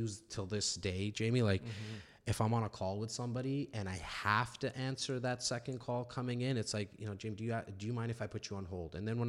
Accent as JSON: {"language": "English", "town": "Toronto", "region": "Ontario", "country": "Canada", "tie": "born or raised there", "said": "born and raised in Toronto, in a little on the north side, a little city called Rexdale, mm-hmm. What a lot of people know of as Etobicoke. Parents came here from India about 1972."}